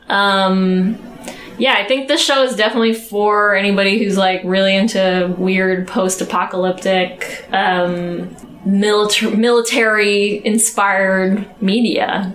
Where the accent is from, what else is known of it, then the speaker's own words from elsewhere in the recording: United States; I'm American